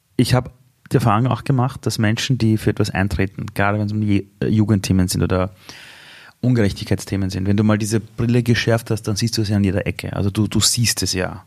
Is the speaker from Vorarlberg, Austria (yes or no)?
no; Vienna, Austria; Ich bin in Simmering aufgewachsen